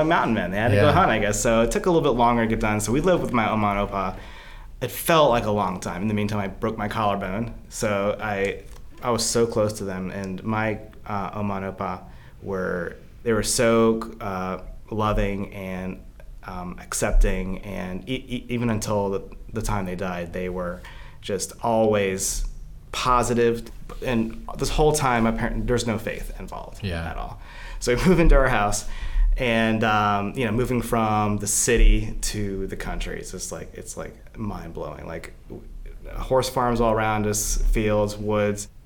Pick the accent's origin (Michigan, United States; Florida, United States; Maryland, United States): Maryland, United States; New Carrollton; I grew up in New Carrollton, Maryland